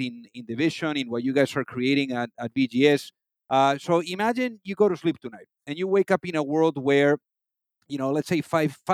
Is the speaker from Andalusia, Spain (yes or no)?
no; Madrid, Community of Madrid, Spain; moved away; From Spain, from Madrid.